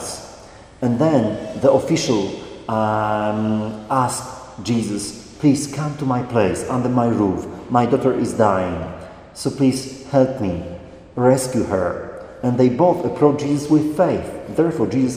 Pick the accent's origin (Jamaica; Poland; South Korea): Poland; moved away as an adult; as a priest going back to Poland, to my hometown.